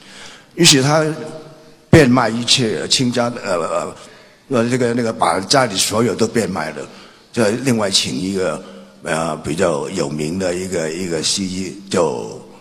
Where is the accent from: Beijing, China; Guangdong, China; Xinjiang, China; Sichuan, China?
Guangdong, China; Guangzhou; born there; 那么的我其实我是在广州出生，所以也可以算是半个广州人。